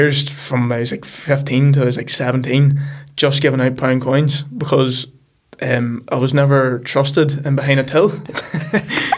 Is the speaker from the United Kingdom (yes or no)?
yes; The Loup, Northern Ireland, United Kingdom; I'm from The Loop, which is a small village just outside Markerfeld.